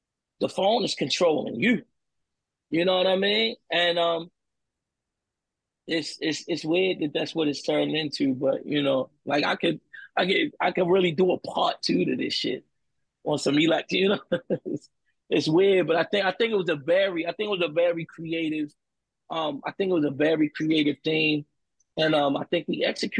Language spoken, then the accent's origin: English; Baltimore, Maryland, United States; I'm from Baltimore